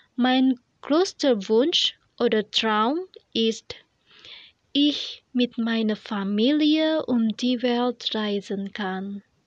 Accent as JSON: {"language": "German", "country": "Indonesia", "second_language": "German", "said": "aus Indonesien"}